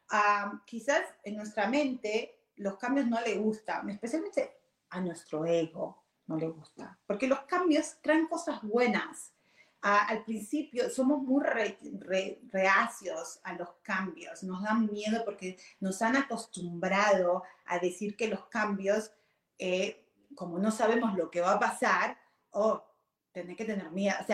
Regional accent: Argentina; moved away as an adult; now in Virginia, United States; yo vine de Argentina cuando tenía 18 años, ahora tengo 48, o sea, hace años, 30 años atrás, va a ser, uh, ¿ok? Ah, cuando vine, ah, vine a Virginia

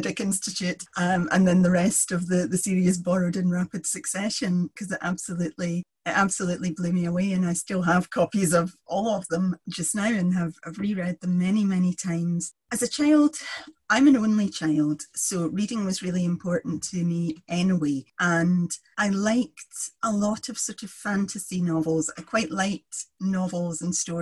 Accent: Kilmarnock, Scotland, United Kingdom; I grew up in Kilmarnock

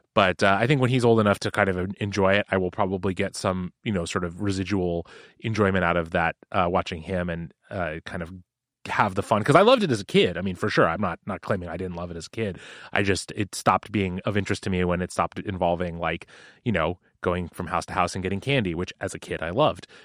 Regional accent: Seattle, Washington, United States; growing up in Seattle

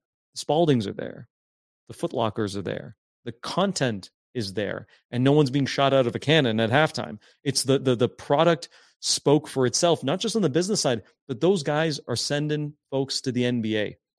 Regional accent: Hamilton, Ontario, Canada; growing up in Stony Creek, Hamilton area, you know, we played our CYO kind of championship games.

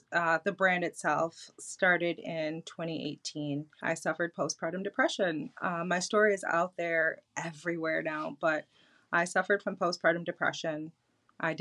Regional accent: Detroit, Michigan, United States; I'm from Detroit

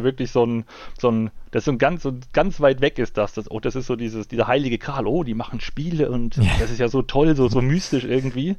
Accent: East Germany, Germany; komme ja aus, aus, aus dem Osten von Deutschland, das heißt zur, zur Ostzeit, äh, zur DDR-Zeit war damit Spielen nichts

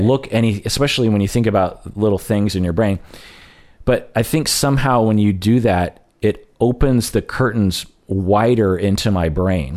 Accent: United States; I'm Japanese American

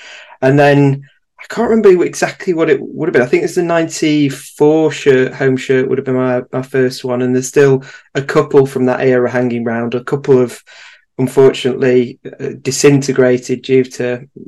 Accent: Manchester, North West England, United Kingdom; I am from Manchester. I've always had an M-post code.

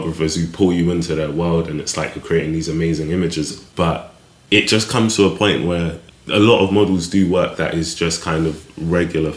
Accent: London, United Kingdom; also born or lived in Clapham; I grew up in Brixton, South London, born in Clapham, kind of stayed around the area.

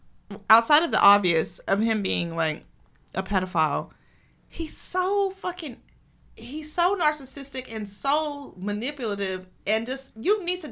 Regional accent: Tomball, Texas, United States; growing up in Tomball

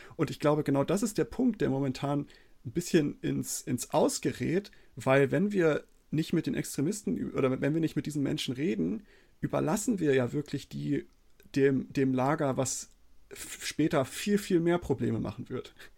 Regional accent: Germany; bei uns in Deutschland, zumindest bei mir in der Schule

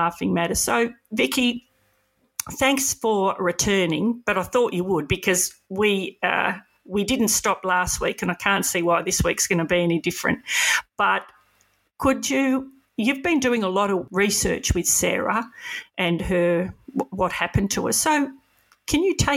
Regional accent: Melbourne, Victoria, Australia; I grew up in Edith Vale.

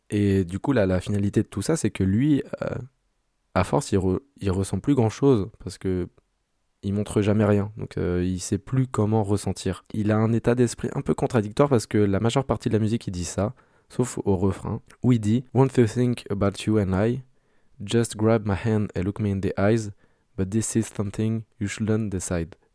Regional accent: France; en tant que Français

